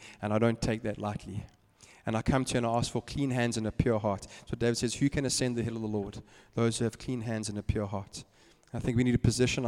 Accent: Eastern Cape, South Africa; I grew up in the Eastern Cape

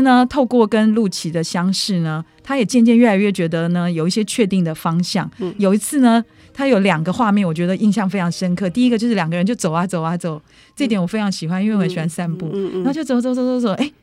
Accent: Taipei, Taiwan; 我们台北人

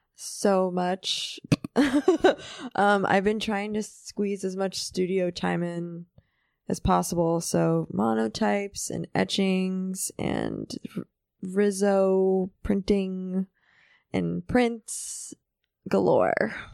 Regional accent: New York City, New York, United States; also born or lived in Manhattan; I grew up in Riverdale, which is more like suburb

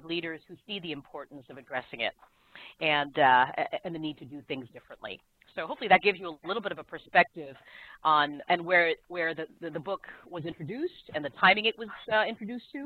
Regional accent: South Korea; also born or lived in Asia; now in United States; I was born in Korea and grew up in Asia

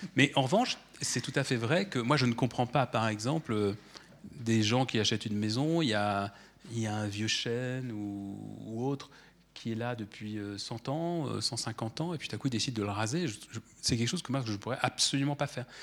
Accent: France; chez nous en France

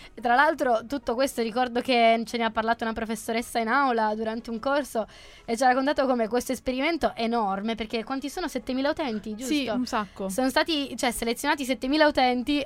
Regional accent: Sardinia, Italy; Io sono sarda

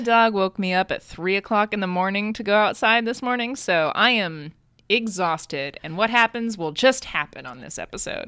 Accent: United States; I'm American.

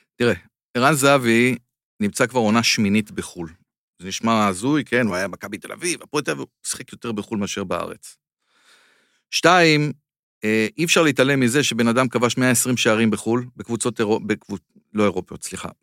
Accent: Israel; אני מישראל

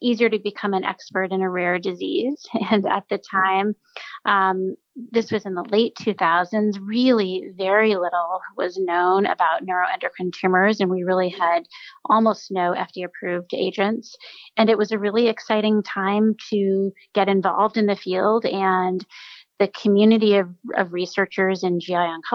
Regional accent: outside of Boston, New England, Massachusetts, United States; moved away as an adult; also born or lived in Stanford, California; now in New Haven, United States; I'm originally from New England. I grew up outside of Boston

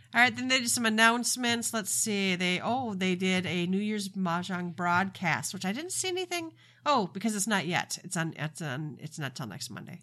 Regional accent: Minnesota, United States; I am from Minnesota

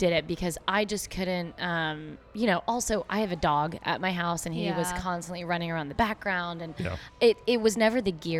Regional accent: Argyle, Texas, United States; No, I grew up in Argyle, which is just a small...

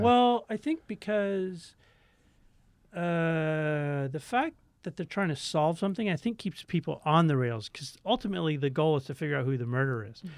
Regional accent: Tacoma, Washington, United States; Tacoma, Washington.

